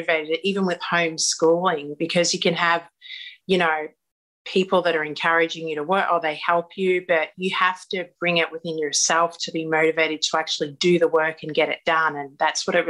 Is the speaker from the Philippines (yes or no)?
no; Australia; moved away as an adult; now in Los Angeles, United States